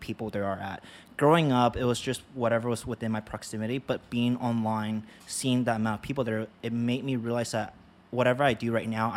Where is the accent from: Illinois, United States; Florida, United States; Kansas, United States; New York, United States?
New York, United States; also born or lived in Hong Kong; I was born in Hong Kong, 1997. And then in 2005, my mom and I came here to America. So the first place I landed was in New York. Lower East Side, New York